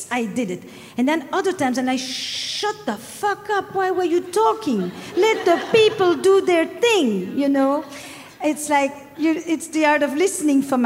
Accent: Flemish part of Belgium, Flanders, Belgium; accent: French; now in United States; I'm from the Flemish part of Belgium, despite the French accent.

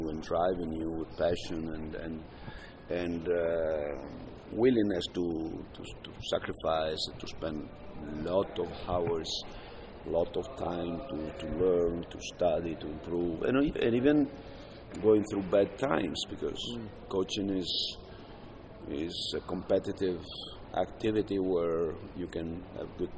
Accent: Brescia, Lombardy, Italy; In Brescia, yes, yeah. my hometown.

